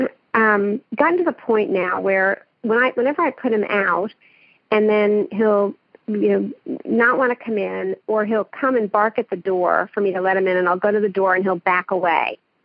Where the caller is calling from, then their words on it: Edmond, Oklahoma, United States; I'm calling from Oklahoma City, from Edmond, Oklahoma.